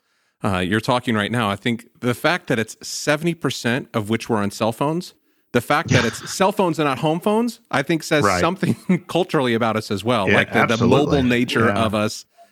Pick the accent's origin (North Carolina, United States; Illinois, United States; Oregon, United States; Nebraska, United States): Illinois, United States; Salem; I grew up in Salem, Illinois, very small town. You about couldn't drive down a street without finding another church.